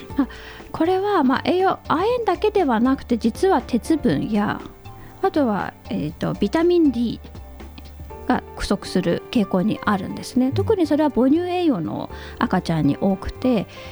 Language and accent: Japanese; Hakodate, Hokkaido, Japan; 私北海道の函館市というところにいたんですが、はい、もう本当に田舎なので受験戦争もなく